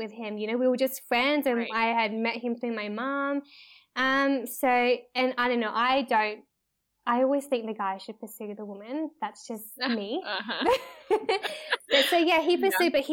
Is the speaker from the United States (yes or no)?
no; Melbourne, Victoria, Australia; moved away as an adult; now in Uganda; I'm from Australia, from Melbourne, so right down below. I was born there, but my background, both my parents are Malaysian Chinese